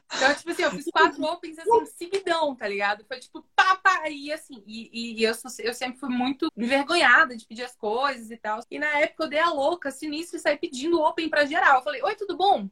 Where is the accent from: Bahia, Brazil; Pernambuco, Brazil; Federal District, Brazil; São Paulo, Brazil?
Federal District, Brazil; Brasília; Eu sou de Brasília, sou nascida, nascida em Brasília, mas não morava em Brasília. Brasília, eu morava na periferia